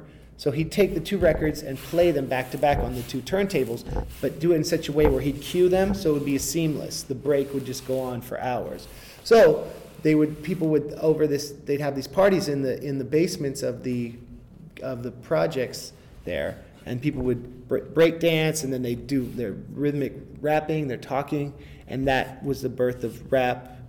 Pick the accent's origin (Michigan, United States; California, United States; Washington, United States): California, United States; Oakland; also born or lived in Berkeley, California / Monterey, California; I grew up in a little town in the Oakland Hills, a neighborhood called Montclair